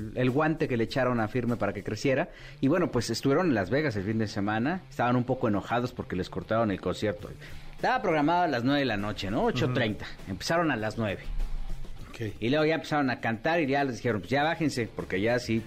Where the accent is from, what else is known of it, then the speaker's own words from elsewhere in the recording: Mexico; como mexicano